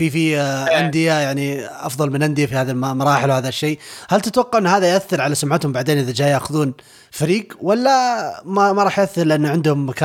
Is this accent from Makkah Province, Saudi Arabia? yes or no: no; Riyadh, Riyadh Province, Saudi Arabia; ما احنا من الرياض ايه